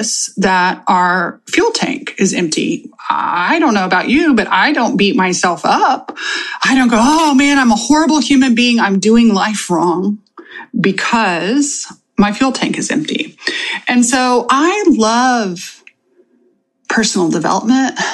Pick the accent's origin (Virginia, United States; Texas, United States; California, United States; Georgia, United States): Texas, United States; I am from Texas